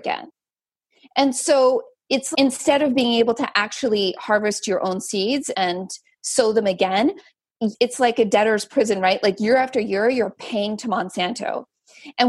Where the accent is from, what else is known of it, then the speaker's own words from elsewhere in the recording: Central Valley, California, United States; I grew up in the Central Valley